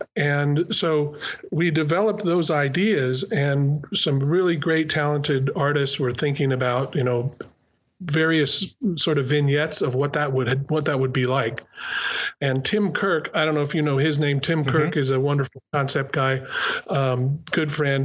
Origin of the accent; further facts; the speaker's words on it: New Mexico, United States; moved away as an adult; also born or lived in California; I'm actually from New Mexico